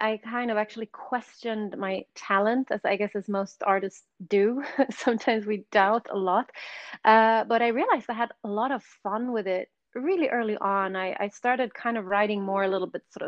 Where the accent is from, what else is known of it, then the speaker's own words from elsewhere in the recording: Sweden; English is a second language; moved away as an adult; also born or lived in London; I grew up in Sweden